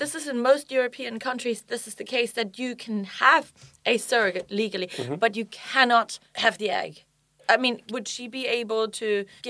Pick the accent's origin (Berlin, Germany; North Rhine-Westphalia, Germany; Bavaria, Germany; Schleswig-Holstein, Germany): Bavaria, Germany; moved away; I'm from Bavaria, right?